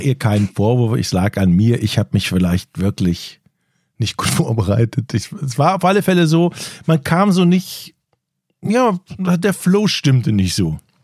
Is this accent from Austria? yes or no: no; Rhineland, Germany; now in Northern Germany; weil ich ja aus dem Rheinland komme, wie man an meiner Sch-, meinem Dialekt eindeutig hört.